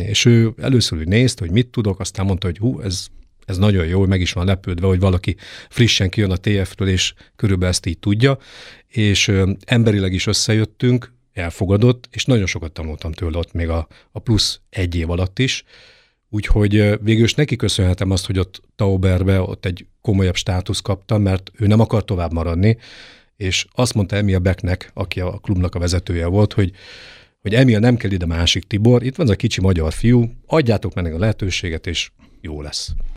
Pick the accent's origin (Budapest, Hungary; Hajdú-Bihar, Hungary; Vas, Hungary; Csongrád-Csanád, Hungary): Hajdú-Bihar, Hungary; Debrecen; also born or lived in Germany / England; now in Nyíregyháza, Hungary; kilenc éves koromban úgy gondolta a nagypapa, hogy az unokatestvéremet és engem levisz a vívóterembe Fülöp Gyuszi bácsihoz, ez Debrecenben volt